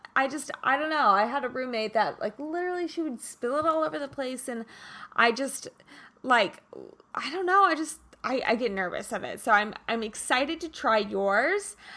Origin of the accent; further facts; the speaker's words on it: Kansas, United States; moved away; I'm originally from Kansas